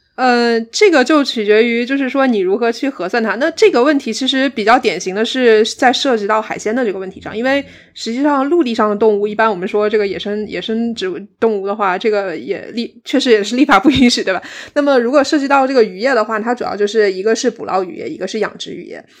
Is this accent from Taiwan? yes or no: no; Guizhou, China; moved away as an adult; now in Cardiff, United Kingdom; 所以我其实是在贵州长大的